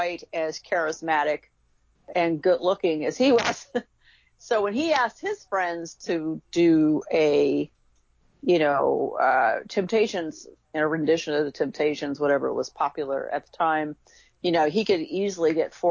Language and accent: English; Chicago, Illinois, United States; my brother and I, we grew up in Chicago, Illinois, back in the 60s